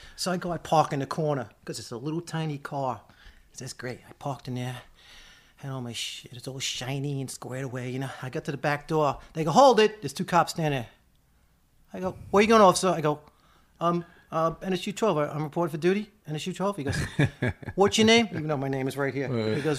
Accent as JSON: {"language": "English", "town": "Staten Island", "region": "New York", "country": "United States", "said": "I'm from Staten Island."}